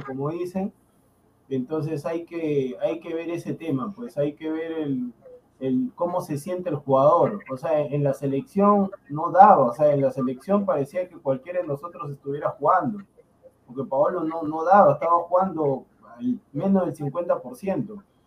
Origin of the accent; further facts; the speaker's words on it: Peru; yo le digo como peruano